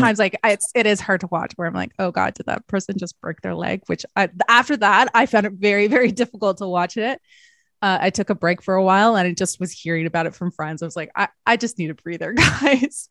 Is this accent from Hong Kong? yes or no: no; Canada; I'm Canadian